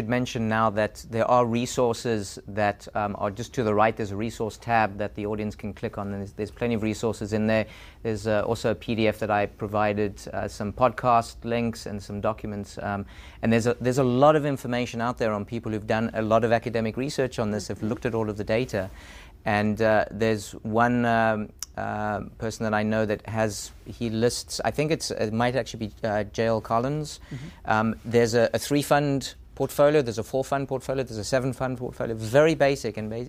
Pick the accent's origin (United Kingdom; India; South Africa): South Africa; moved away as an adult; now in United States; Yeah, and when I came to the U.S., I came from South Africa, and I had no idea that I would stay here. I was doing a postdoc.